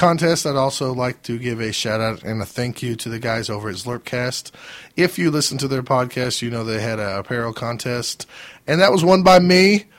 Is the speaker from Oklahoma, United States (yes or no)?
yes; Oklahoma, United States; Now they know we're from Oklahoma.